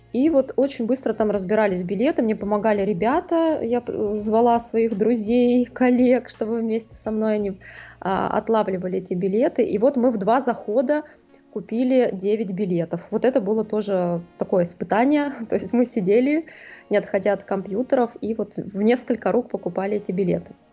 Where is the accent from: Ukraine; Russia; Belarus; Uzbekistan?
Russia; Saint Petersburg; я из Питера.